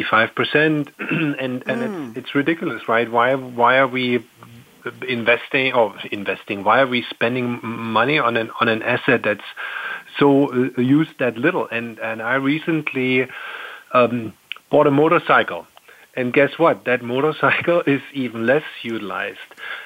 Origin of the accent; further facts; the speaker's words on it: Delaware, United States; it would really fill my home state of Delaware.